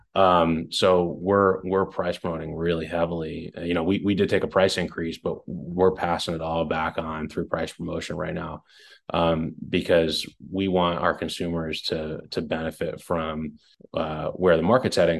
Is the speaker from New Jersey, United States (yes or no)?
yes; West Long Branch, New Jersey, United States; I grew up in Jersey